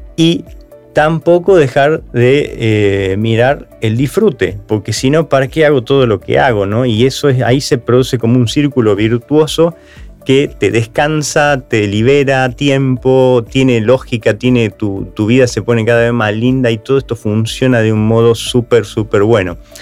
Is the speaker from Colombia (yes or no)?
no; Argentina